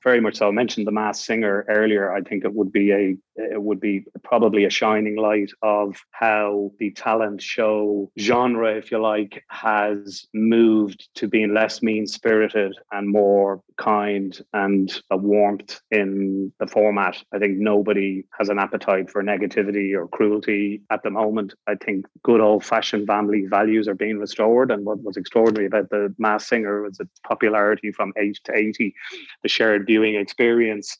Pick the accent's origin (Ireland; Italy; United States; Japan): Ireland; we're the only English speaking country in the European Union